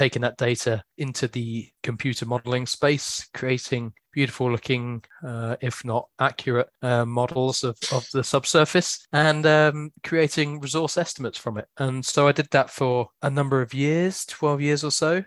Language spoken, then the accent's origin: English; Essex, East of England, United Kingdom; moved away as an adult; now in Cardiff, United Kingdom; I'm from Essex originally, so I'm an Essex boy